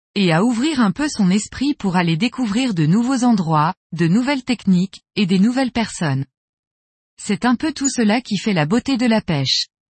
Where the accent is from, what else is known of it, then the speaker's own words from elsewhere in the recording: Metz, Grand Est, France; je suis de Metz en Moselle, est de la France